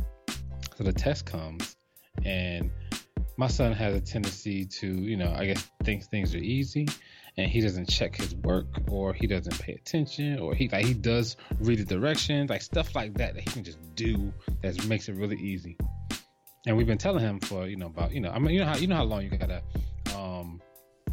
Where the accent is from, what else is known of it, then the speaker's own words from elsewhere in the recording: New Jersey, United States; also born or lived in Minnesota; now in Atlanta, United States; we're from Jersey, so. And I lived in Minnesota, so I grew up around snow